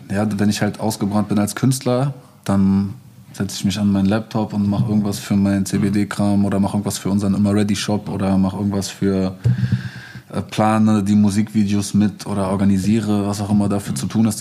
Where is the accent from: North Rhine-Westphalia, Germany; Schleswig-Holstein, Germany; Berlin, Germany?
Berlin, Germany; Ich bin irgendwie in Moabit aufgewachsen